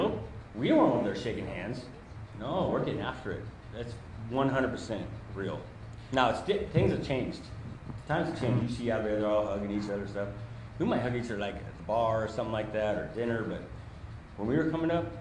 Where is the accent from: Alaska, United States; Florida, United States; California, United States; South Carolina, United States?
California, United States; San Diego; I'm from San Diego.